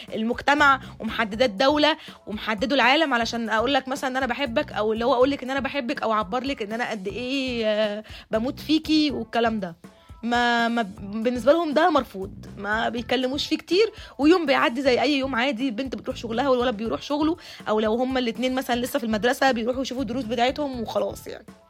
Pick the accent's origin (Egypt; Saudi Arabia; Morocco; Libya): Egypt; احنا كمجتمع مصري اصيل